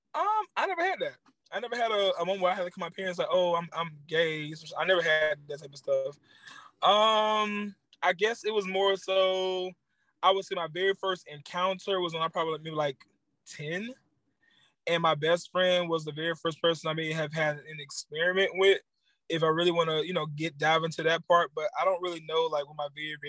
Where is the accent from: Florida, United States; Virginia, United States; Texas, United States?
Florida, United States; Jacksonville; moved away; I am from Jacksonville, Florida